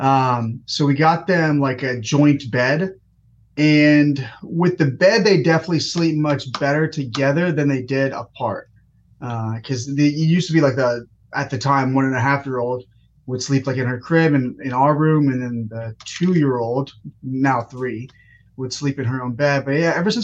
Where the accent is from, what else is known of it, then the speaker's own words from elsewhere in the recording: Redan, Georgia, United States; also born or lived in India; been in Georgia my whole life for the most part. Grew up in a little city called Redan.